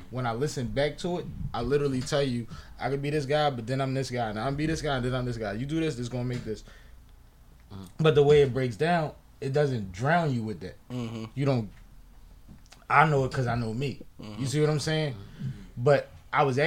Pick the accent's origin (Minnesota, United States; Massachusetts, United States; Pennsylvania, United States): Pennsylvania, United States; Philadelphia; I'm Philly playground uptown